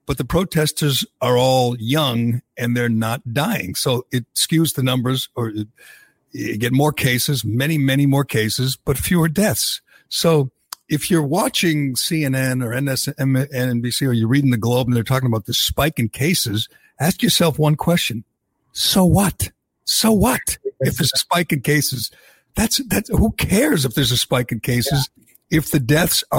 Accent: Massachusetts, United States; I grew up in Massachusetts

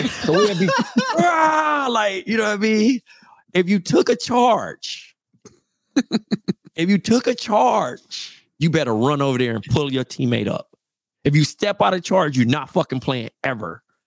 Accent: Compton, California, United States; moved away; also born or lived in Fresno; I'm from Compton

